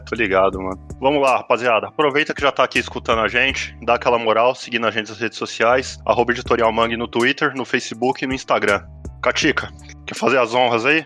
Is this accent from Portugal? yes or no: no; Suzano, São Paulo, Brazil; a gente é de Suzano, não tinha grana